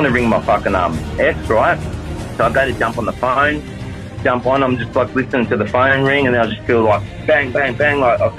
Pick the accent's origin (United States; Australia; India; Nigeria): Australia; Sydney, New South Wales; I grew up in, I was born in Villawood in Sydney's West. I moved to Guildford, went to primary school in Guildford, high school in Maryland, Pendle Hill, Canley Vale.